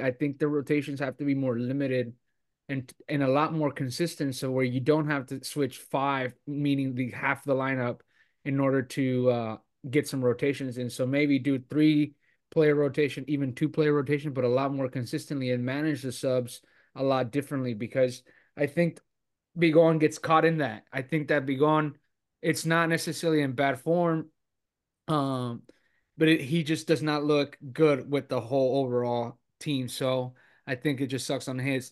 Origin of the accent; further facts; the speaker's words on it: Monterrey, Nuevo León, Mexico; moved away; the importance that it has for me uh, being my hometown